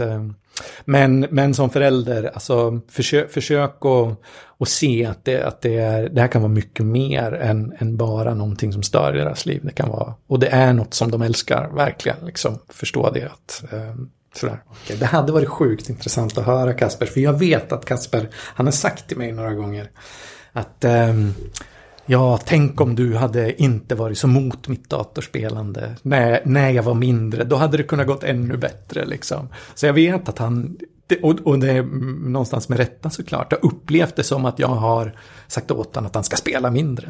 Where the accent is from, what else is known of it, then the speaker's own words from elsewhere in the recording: Gävle, Gävleborg County, Sweden; vi kommer från en från Gävle, så det är ju hockeystad med, med stort H där